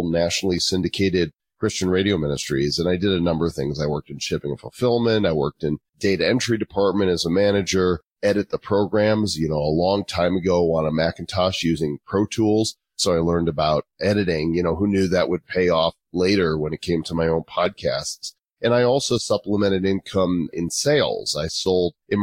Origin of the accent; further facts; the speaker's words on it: Northbrook, Illinois, United States; moved away as an adult; also born or lived in Texas / Oklahoma; now in Northern Colorado, United States; I'm actually from Chicago suburbs, Northbrook, Illinois, which is where The Breakfast Club and Ferris Bueller's Day Off, John Hughes, went to my high school